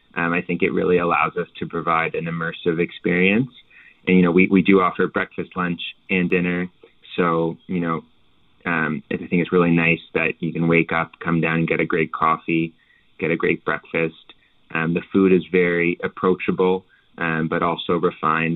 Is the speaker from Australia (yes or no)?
no; Halifax, Nova Scotia, Canada; I'm from Nova Scotia, obviously, and and from Halifax